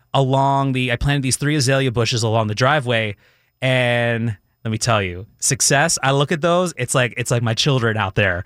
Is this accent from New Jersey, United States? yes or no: yes; Philadelphia area, New Jersey, United States; originally grew up in the Philadelphia area, so grew up South Jersey